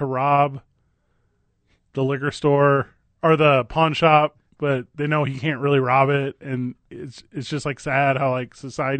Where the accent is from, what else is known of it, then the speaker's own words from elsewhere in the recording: Midwest, United States; I get that I'm a dude. I get that I'm from the Midwest. I get that I'm white.